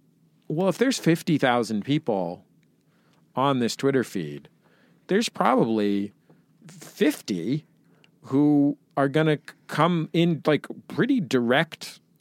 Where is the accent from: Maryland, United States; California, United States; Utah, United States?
California, United States; San Francisco; I grew up in the Mission in San Francisco, like I grew up 8 blocks from Castro Street